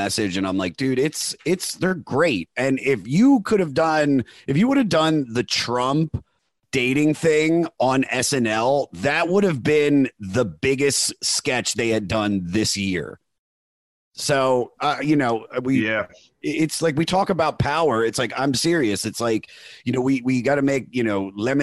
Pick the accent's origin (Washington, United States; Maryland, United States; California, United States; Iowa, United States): Maryland, United States; Baltimore